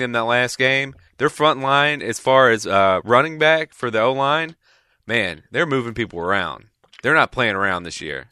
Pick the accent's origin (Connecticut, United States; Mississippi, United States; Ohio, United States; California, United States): Mississippi, United States; my family, I'm from Mississippi. We grew up state fans